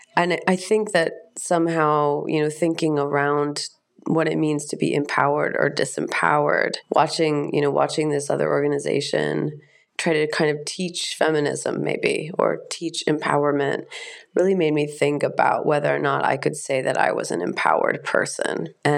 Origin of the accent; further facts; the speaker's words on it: United States; Being raised as an American, there is a lot of ethnocentrism. And as a privileged white American, there is a sense that you can kind of do anything that you want to.